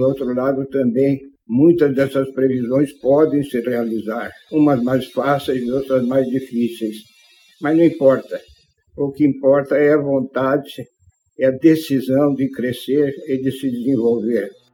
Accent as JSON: {"language": "Portuguese", "town": "Bauru", "region": "São Paulo", "country": "Brazil", "tie": "born or raised there", "said": "minha terra natal, em Bauru"}